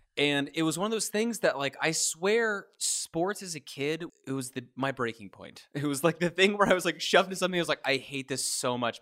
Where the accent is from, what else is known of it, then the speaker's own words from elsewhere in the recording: Kentucky, United States; moved away as an adult; once I moved away from Kentucky